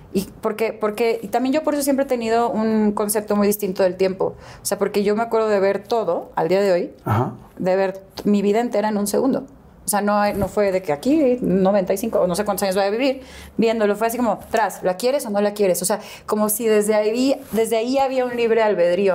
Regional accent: Guadalajara, Jalisco, Mexico; also born or lived in Houston, Texas, United States; nací em, en Houston, pero me crié en Guadalajara

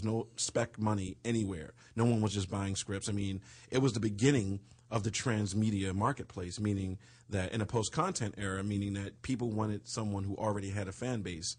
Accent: East Coast, United States; because I'm from the East Coast, and the vibe out here is completely different.

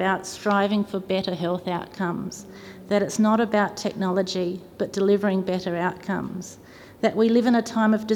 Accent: South Australia, Australia; I'm from South Australia and I'm the daughter of a nurse

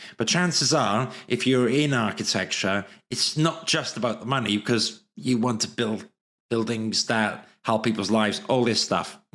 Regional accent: Wales, United Kingdom; accent: Welsh; my Welsh accent

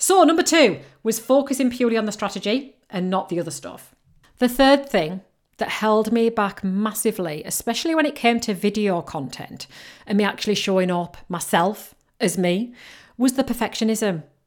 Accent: United Kingdom; accent: mixture between Yorkshire and Geordie; I come from and I live right in between Leeds and Newcastle, but right on the coast. So my accent is a little bit of a mixture between Yorkshire and Geordie

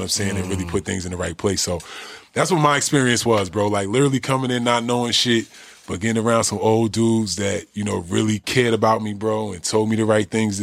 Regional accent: New Jersey, United States; moved away as an adult; also born or lived in Indiana; I'm from Jersey, bro

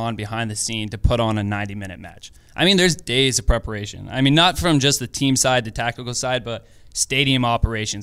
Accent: Portland, Oregon, United States; moved away as an adult; now in Los Angeles, United States; Born and raised in Portland.

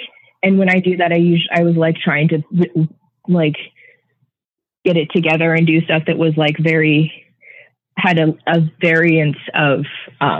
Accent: Renton, Washington, United States; now in San Francisco, United States; I was born a mile from here

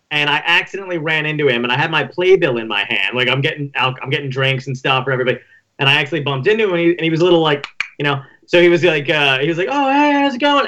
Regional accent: Toms River, New Jersey, United States; I grew up in Tom's River

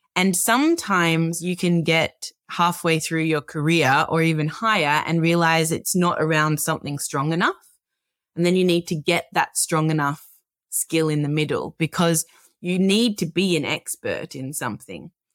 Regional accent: Melbourne, Victoria, Australia; I'm an Australian. I was born and grew up in Melbourne

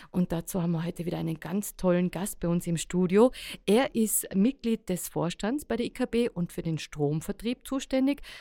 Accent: Innsbruck, Tyrol, Austria; wie viele Kilowattstunden wir brauchen als äh, Tiroler, Innsbrucker am Tag?

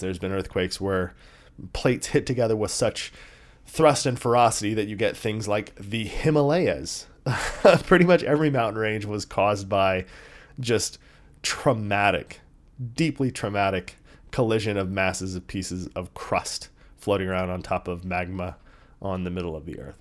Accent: San Diego, California, United States; I grew up in San Diego

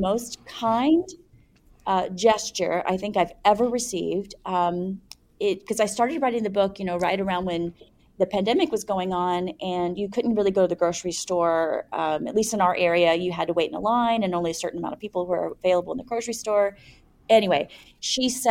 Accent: United States; I am from an American culture where you don't kiss somebody on the cheeks in a professional setting

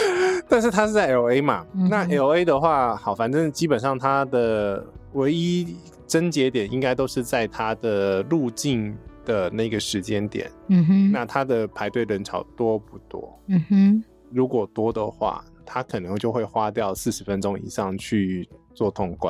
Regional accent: United States; 我觉得还蛮简单，我是美国人，

